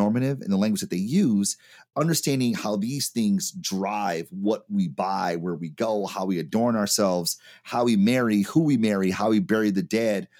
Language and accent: English; Detroit, Michigan, United States; Product of Detroit, Michigan